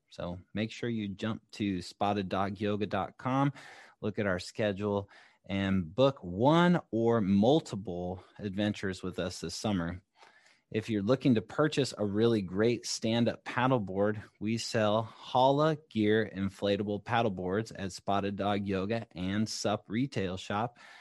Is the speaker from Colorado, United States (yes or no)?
yes; Colorado, United States; now in Sacramento area, United States; my hometown in Colorado